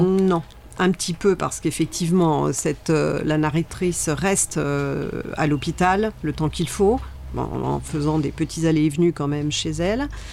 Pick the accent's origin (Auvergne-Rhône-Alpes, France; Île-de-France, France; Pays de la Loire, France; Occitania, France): Pays de la Loire, France; Sarthe; je viens de la Sarthe